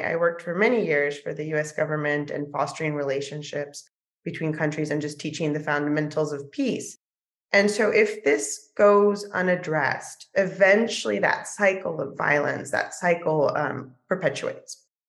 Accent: Mexico; And hopefully we'll be bringing programmings to the States and to Mexico, my home country, in the future.

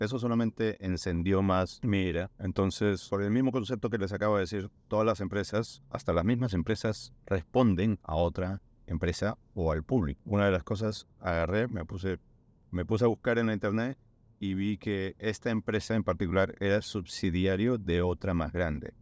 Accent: Peru; moved away; yo siendo peruano

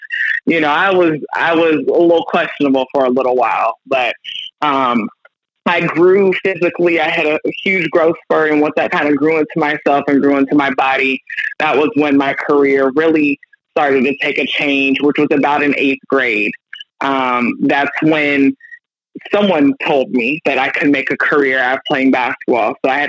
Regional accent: Orlando, Florida, United States; moved away as an adult; I'm a Florida girl, born and raised in Orlando, lived in Orlando until I left for college. So I am native to the state of Florida.

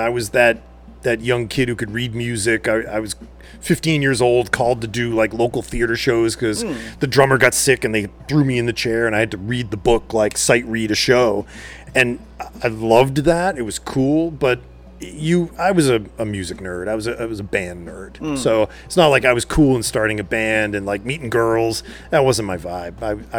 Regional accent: Athol, Massachusetts, United States; moved away; also born or lived in Europe / New York City; I grew up in New England. I'm from a small blue-collar town in Massachusetts called Athol. Yep. And it's on the Millers River in the 80s. A great place to grow up, you know, 70s and 80s. But, you know, it's a little down and out these days.

